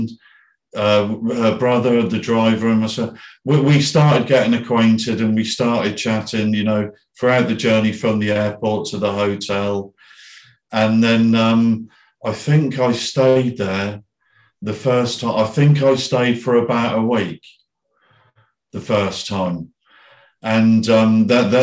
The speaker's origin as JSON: {"language": "English", "town": "Bournemouth", "region": "South West England", "country": "United Kingdom", "tie": "born or raised there", "also_born_or_lived": "Philippines", "said": "my hometown in Bournemouth"}